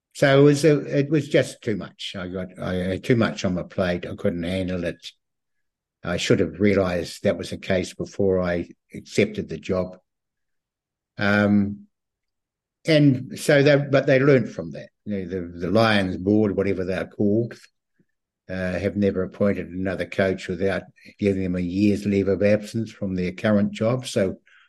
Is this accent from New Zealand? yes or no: yes; Christchurch, Canterbury, New Zealand; moved away; also born or lived in Auckland; I was born and bred in Christchurch